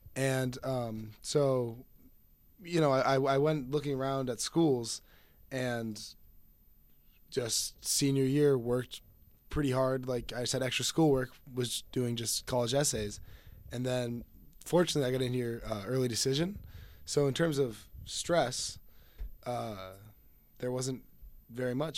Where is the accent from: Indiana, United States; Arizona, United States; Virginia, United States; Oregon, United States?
Arizona, United States; Phoenix; I'm a freshman from Phoenix, Arizona.